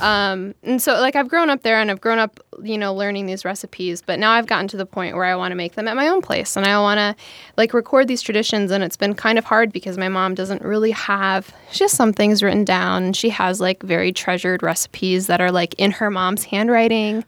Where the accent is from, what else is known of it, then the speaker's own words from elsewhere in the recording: Streamwood, Illinois, United States; my hometown's women's club, I was like, Streamwood Women's Club. And, like, my hometown is tiny. It's, it's, it's like a northwest suburb of Chicago